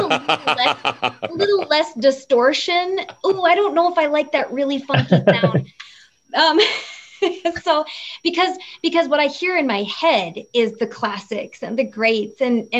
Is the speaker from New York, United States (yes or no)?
no; Minnesota, United States; I reminisced about 1991 being a teenager growing up in the Central Hillside neighborhood.